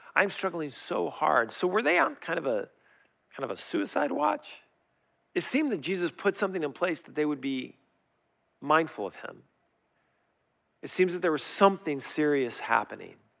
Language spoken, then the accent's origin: English; Riverside, California, United States; I grew up in La Sierra, and back in the day when I grew up there, they had orange groves.